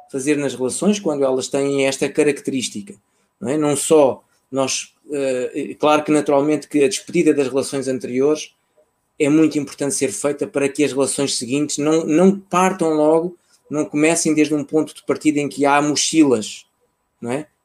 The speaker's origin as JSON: {"language": "Portuguese", "country": "Mozambique", "tie": "born there", "said": "ainda fiz um segundo voo para a terra onde eu nasci, que é uma cidade no centro do país."}